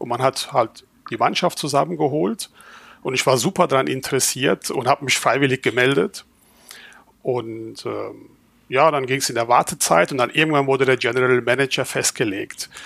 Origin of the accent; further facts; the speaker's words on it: Rhineland-Palatinate, Germany; also born or lived in Turkey (ancestry); now in Schwäbisch Hall, Germany; ich bin Pfälzer mit türkischer Abstammung